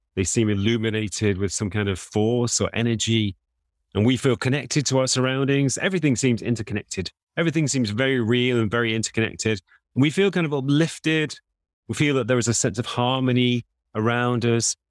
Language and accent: English; England, United Kingdom; I'm also an Englishman